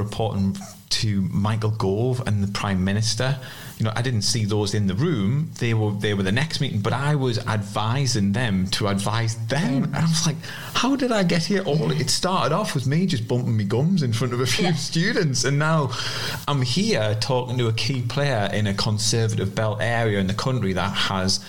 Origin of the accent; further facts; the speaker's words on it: South Shields, North East England, United Kingdom; accent: South Shields; moved away as an adult; also born or lived in Yarm, Teesside; My posh South Shields accent